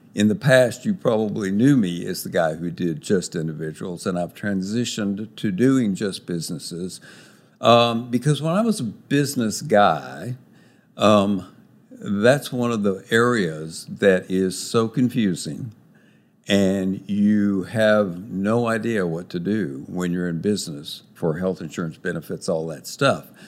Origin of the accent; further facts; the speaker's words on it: Texas, United States; moved away as an adult; also born or lived in Los Angeles, United States; I'm a Texan by birth and have lived here a lot, a long time